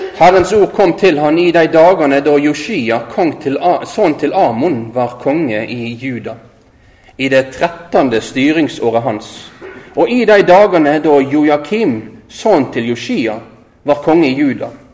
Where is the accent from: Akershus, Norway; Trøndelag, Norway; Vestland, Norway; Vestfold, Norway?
Vestland, Norway; Øygarden; moved away as an adult; also born or lived in Oslo / Tromsø; Jeg er født og oppvoksen i Øygarden utafor Bergen her